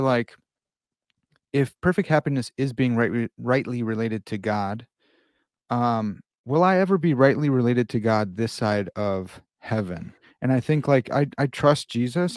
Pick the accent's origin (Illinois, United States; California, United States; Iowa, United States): Illinois, United States; Chicago; I'm from Chicago